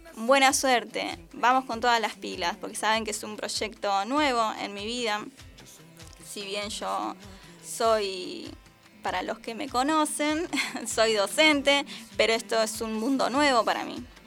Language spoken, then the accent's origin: Spanish; Argentina; así somos nosotros los argentinos, buena onda